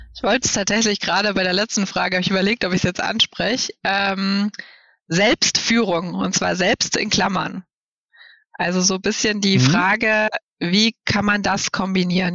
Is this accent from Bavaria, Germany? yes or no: yes; Bamberg, Bavaria, Germany; now in Berlin, Germany; Ich war, bin ja in Bayern geboren und in Bayern aufgewachsen